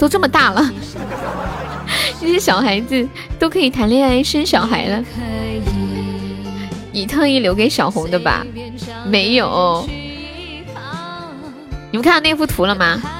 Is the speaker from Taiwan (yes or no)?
no; Anhui, China; 我是个三十岁，安徽的